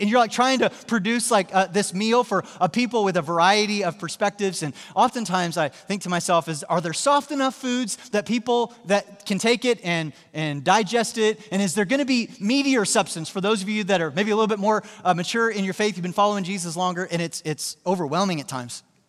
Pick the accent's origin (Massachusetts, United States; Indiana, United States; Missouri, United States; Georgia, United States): Missouri, United States; Joplin; my hometown, uh, Joplin, Missouri